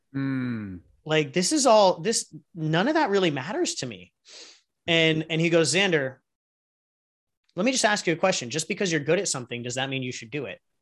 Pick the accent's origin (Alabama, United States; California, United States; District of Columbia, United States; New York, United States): California, United States; San Diego; also born or lived in Los Angeles; originally from San Diego, grew up here